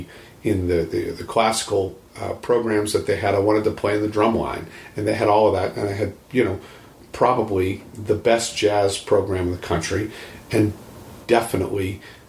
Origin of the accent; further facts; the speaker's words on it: Boston, Massachusetts, United States; moved away as an adult; also born or lived in Dallas, Texas; I'm originally from Boston, Massachusetts